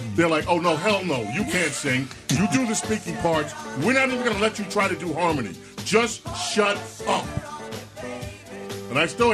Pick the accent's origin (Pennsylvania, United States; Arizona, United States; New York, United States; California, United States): New York, United States; New York City; I grew up in Queens.